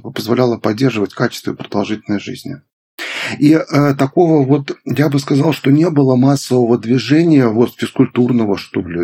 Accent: Belarus; moved away; я сам из Беларуси вот родом, и я помню, как э, из небольшого города

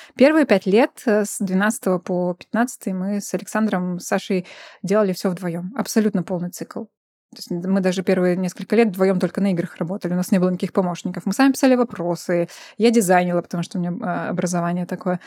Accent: Belarus; moved away as an adult; now in Vilnius, Lithuania; сами родом из Беларуси

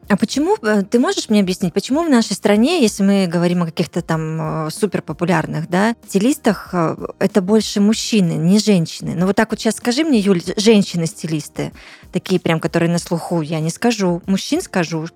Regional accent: Tuapse, Krasnodar Krai, Russia; also born or lived in Russian Far East; потом мы уехали жить в Туапсе

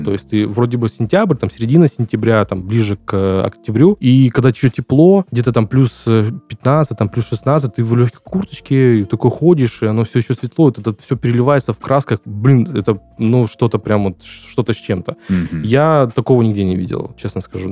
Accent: Ukraine; also born or lived in Langepas, Khanty-Mansi Autonomous Okrug, Russia; now in Krasnodar Krai, Russia; я родом из Украины

